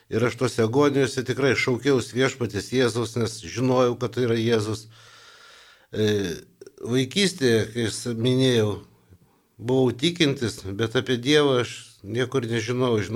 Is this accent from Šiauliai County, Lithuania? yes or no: no; Vilnius, Vilnius County, Lithuania; also born or lived in Kaunas / Mažeikiai; mokiausi Kaune, esu Vilnietis ir kai paskirimą gavau Vilniuje